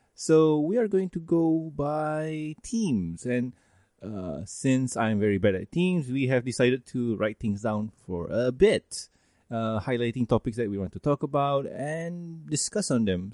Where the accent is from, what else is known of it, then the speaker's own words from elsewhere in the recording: Malaysia; a Malaysian